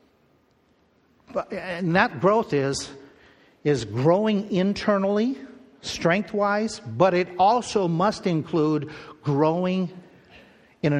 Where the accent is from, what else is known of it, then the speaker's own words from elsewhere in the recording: Midwest, United States; growing up in the Midwest.